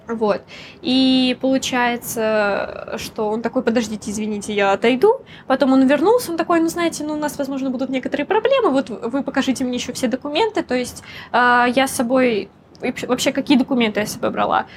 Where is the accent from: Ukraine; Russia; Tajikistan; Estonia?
Russia; moved away as an adult; now in Hong Kong; я из России